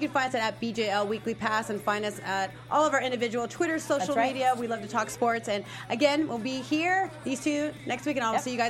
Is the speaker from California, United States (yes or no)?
yes; the Bay Area, California, United States; now in Los Angeles, United States; I'm from the Bay.